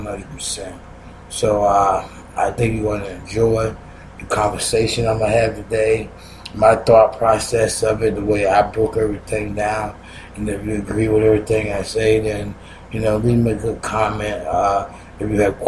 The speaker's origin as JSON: {"language": "English", "town": "Chesapeake", "region": "Virginia", "country": "United States", "tie": "born or raised there", "said": "I've been here all my life"}